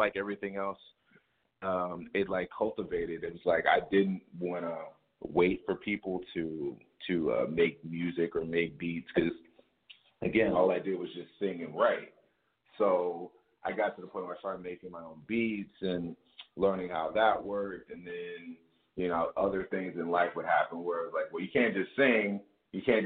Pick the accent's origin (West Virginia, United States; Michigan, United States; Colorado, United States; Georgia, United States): Michigan, United States; Lansing; now in Los Angeles, United States; I was born in Lansing, Michigan